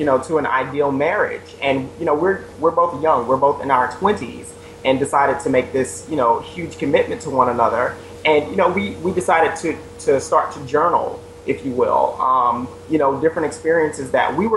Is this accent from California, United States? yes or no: no; Louisiana, United States; now in New York City, United States; I am from Louisiana, now based here in New York City with my husband.